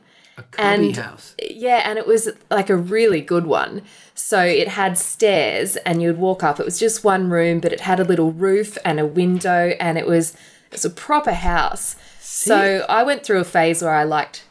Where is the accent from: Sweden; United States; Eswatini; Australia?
Australia; Canberra, Australian Capital Territory; born or raised there; also born or lived in Bathurst, New South Wales